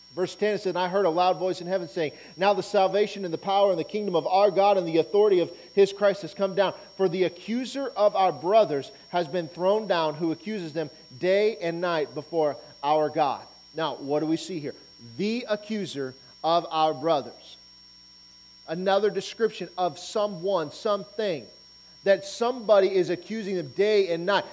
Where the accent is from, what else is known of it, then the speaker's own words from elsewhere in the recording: Auburn, Nebraska, United States; Living, growing up in Auburn, Nebraska